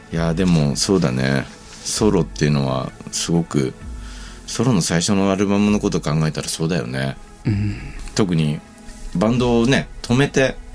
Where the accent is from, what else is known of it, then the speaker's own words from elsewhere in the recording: Yamanashi, Japan; ねでも山梨県出身だからね山に行くのは仕方がないです